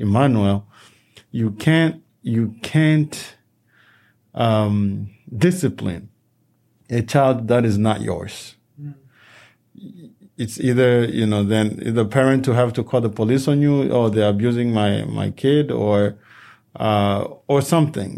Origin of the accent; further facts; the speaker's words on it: DR Congo; now in United States; a country where we come from, the Democratic Republic of Congo